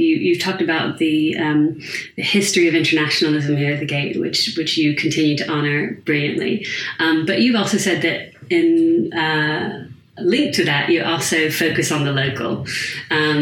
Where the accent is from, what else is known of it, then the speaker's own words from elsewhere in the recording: United States; moved away as an adult; now in United Kingdom; I'm American